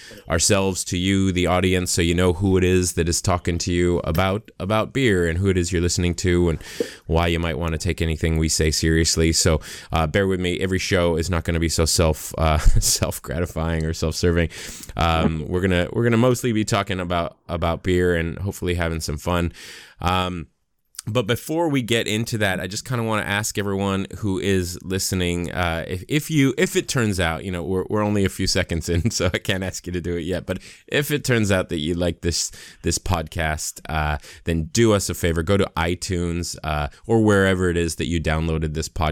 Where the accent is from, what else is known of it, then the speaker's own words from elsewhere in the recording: United States; accent: American; moved away as an adult; also born or lived in Los Angeles, United States; now in New Zealand; I am, as my accent would suggest, I'm an American who's relocated to New Zealand.